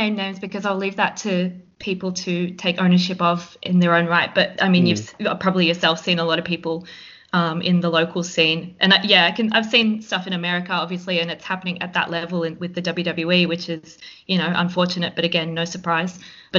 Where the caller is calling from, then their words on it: Victoria, Australia; I'm calling in from Wathawurrung land in the Kulin Nation